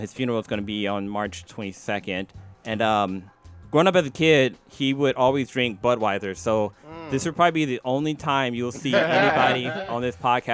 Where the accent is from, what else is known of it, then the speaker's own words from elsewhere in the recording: East Palo Alto, California, United States; we grew up in East Palo Alto.